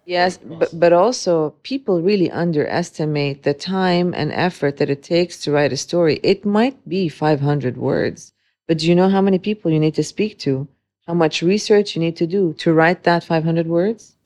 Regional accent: Dubai, United Arab Emirates; also born or lived in Beirut, Lebanon; growing up in Dubai, um, for close to thirty-eight years now

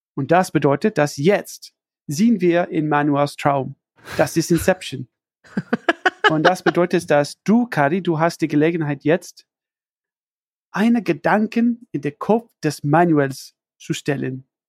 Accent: United States; German is a second language; ich komme aus den USA

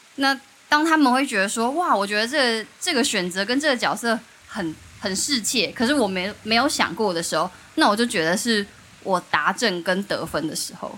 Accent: Taiwan; moved away; 我跟曼波都是来自于东市这个山城

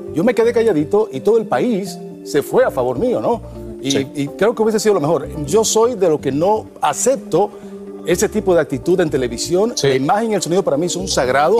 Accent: Dominican Republic; en mi país, República Dominicana

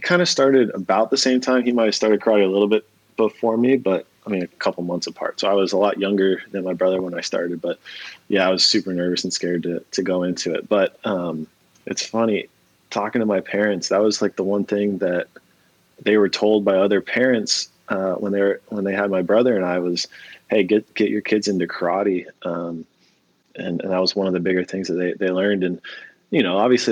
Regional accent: San Diego, California, United States; growing up in San Diego

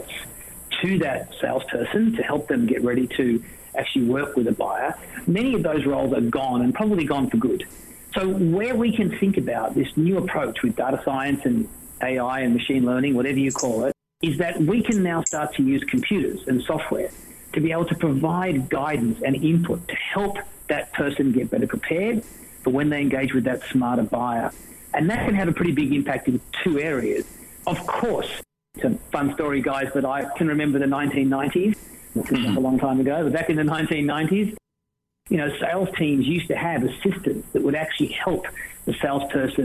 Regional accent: Australia; accent: Australian

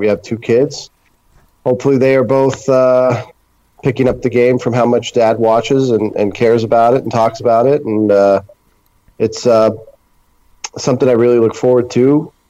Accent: Centerville, Massachusetts, United States; moved away as an adult; now in Fort Lauderdale, United States; I grew up in Massachusetts in Centerville, lifelong Red Sox fan.

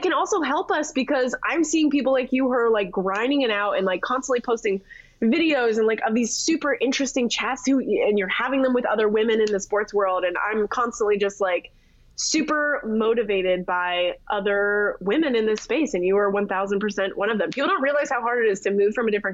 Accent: Canada; moved away as an adult; now in United States; I grew up in Canada. The household that I grew up in did not watch any kind of football, not even the CFL.

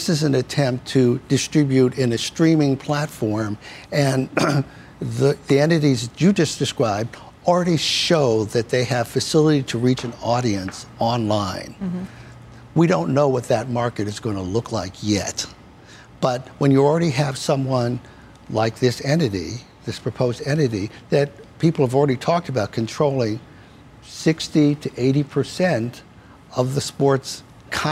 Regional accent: New York, United States; I grew up here in New York

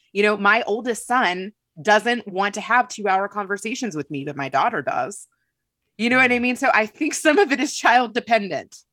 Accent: Kentucky, United States; moved away; I grew up in Kentucky

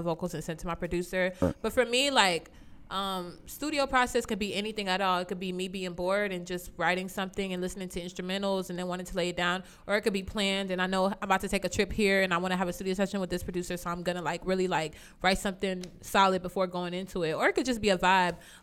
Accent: Raleigh, North Carolina, United States; growing up in Raleigh

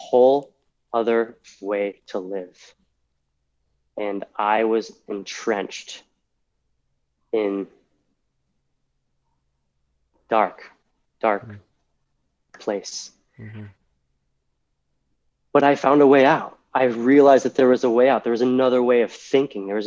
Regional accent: Massachusetts, United States; moved away as an adult; also born or lived in Texas; I grew up in Massachusetts. 24 years, right? Inside a very small Massachusetts bubble

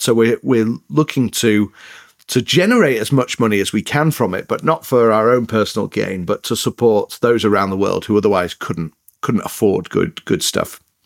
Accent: Leeds, Yorkshire and the Humber, United Kingdom; accent: northern, a bit mixed up; moved away as an adult; also born or lived in Northern Ireland / north of England; now in United States; a place called Leeds in the north of England is where I grew up

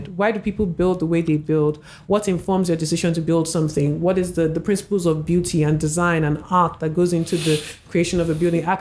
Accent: Nigeria; as a Nigerian, it made me feel like you know, there's a big story, a little a shift has happened, and I'm I'm part of it.

